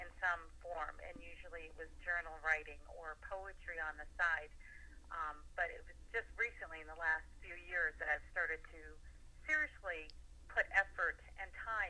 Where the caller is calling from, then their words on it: Pennsylvania, United States